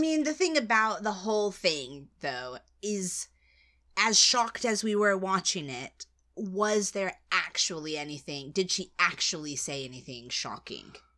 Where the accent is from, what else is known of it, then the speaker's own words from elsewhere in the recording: United States; I'm American